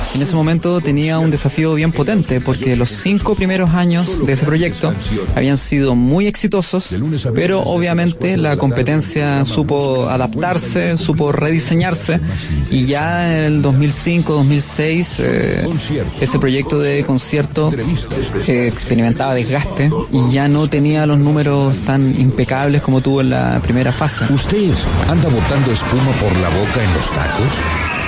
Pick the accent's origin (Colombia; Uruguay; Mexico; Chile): Chile; Molina, Maule; moved away as an adult; now in Santiago, Chile; yo nací en Molina, en la séptima región